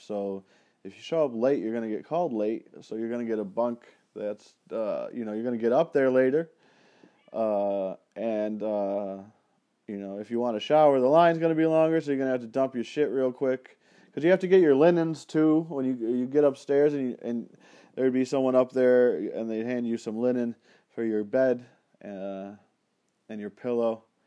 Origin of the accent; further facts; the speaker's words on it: Penfield, New York, United States; in my hometown there in Penfield